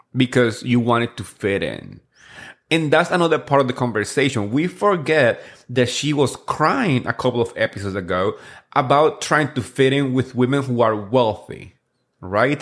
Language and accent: English; New Jersey, United States; I grew up here and in Jersey